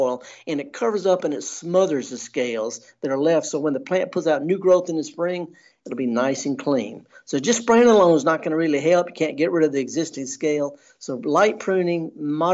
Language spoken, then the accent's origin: English; Indianola, Mississippi, United States; I'm from Indianola